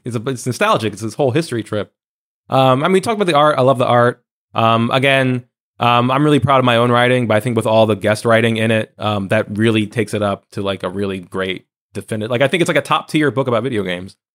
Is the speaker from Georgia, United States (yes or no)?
no; New Jersey, United States; now in New York, United States; my hometown library